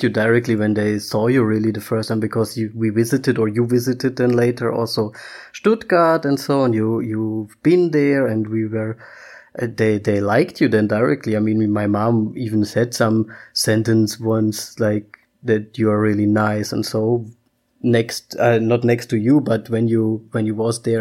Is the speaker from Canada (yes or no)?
no; Austria; English is a second language; I mean, we can we come from Austria. That would be something completely else. I would be happy, like yay Austria.